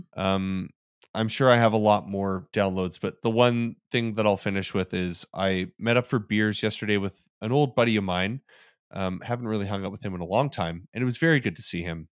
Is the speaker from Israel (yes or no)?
no; Calgary, Alberta, Canada; this beer is now also brewed in my hometown